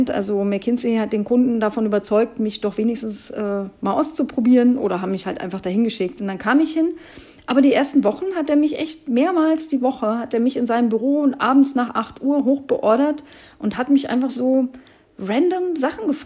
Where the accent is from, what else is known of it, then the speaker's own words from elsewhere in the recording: East Germany, Germany; Und als Ossi-Frau guckst du da schon wie ein Auto, weil natürlich kann ich beides haben.